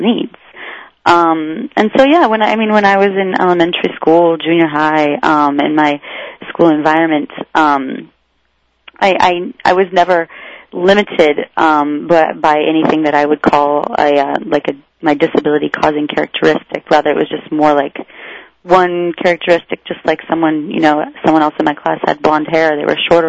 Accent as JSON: {"language": "English", "region": "Iowa", "country": "United States", "tie": "born or raised there", "said": "growing up in Iowa in a rural area"}